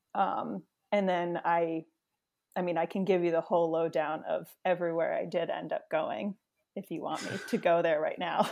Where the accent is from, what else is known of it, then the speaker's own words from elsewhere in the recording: New York City, New York, United States; I grew up in the New York City area